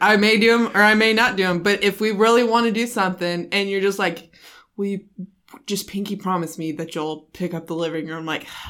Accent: Philippines; So you're my Korean husband and I'm Filipino.

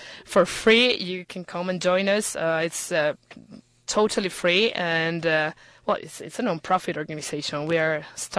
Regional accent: Irapuato, Guanajuato, Mexico; now in Houston, United States; Mexico. I'm from Irapuato, Guanajuato.

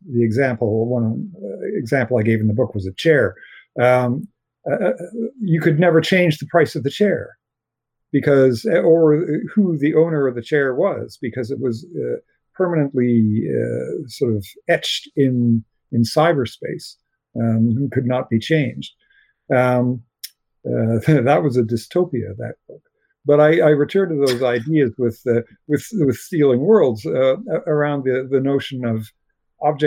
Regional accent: Canada; I'm a Canadian science fiction writer.

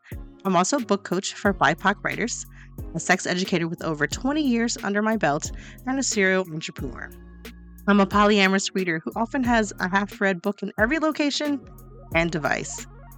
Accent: Louisiana, United States; also born or lived in Washington DC metro area; now in Washington DC, United States; I live in the DC metro area, but I was born and raised in Louisiana. That's right, I'm a Southern Asian, y'all. I'm Vietnamese American, cis woman.

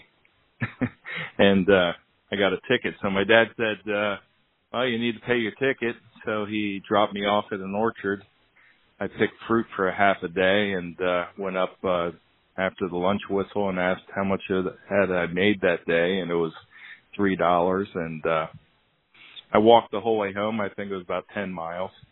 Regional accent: Hershey, Pennsylvania, United States; I grew up in Hershey, PA.

